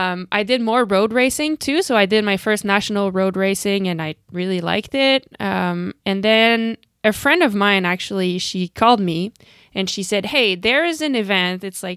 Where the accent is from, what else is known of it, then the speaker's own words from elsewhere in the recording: Canada; But, you know, you asked about like being Canadian.